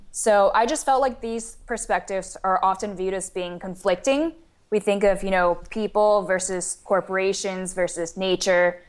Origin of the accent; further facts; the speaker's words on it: Taiwan; moved away as an adult; also born or lived in St. Louis, United States; I was born and raised in Taiwan, and then I came to the United States for university at Washoe in Saint Louis